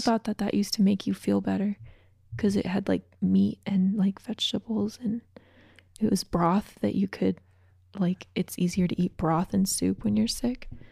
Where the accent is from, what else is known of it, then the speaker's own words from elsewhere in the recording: Lake Lanier, Georgia, United States; I grew up on Lake Lanier in Georgia